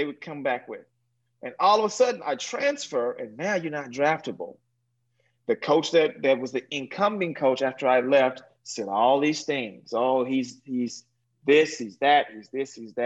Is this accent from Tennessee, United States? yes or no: no; Dallas, Texas, United States; I was from Dallas, Texas, Oak Cliff, Texas, to be exact, which is the intercity of Dallas. Very, very difficult place to grow up